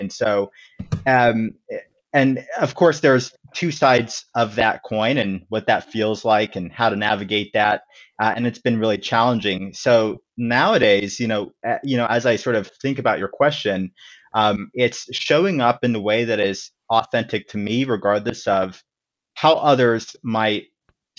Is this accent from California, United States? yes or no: yes; Inglewood, California, United States; now in Washington, D.C. area, United States; I was actually born and raised in Inglewood, California.